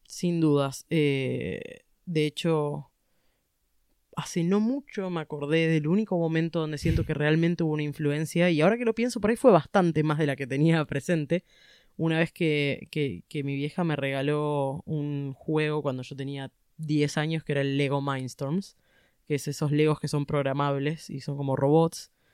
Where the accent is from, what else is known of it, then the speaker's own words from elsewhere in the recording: Buenos Aires, Argentina; yo nací en Buenos Aires, ciudad de Buenos Aires, porteña